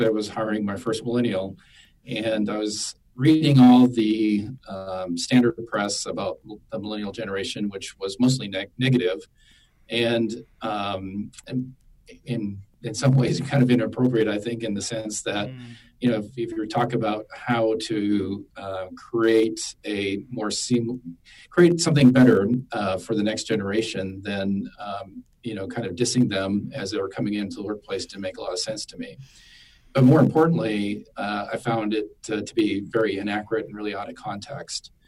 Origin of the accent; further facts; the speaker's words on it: South Dakota, United States; moved away as an adult; also born or lived in Washington, D.C. / Dallas, Texas; my home state of South Dakota